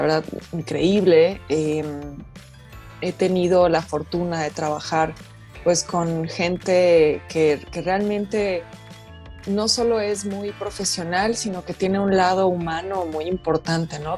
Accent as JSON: {"language": "Spanish", "country": "Mexico", "said": "siendo mujer, mujer mexicana"}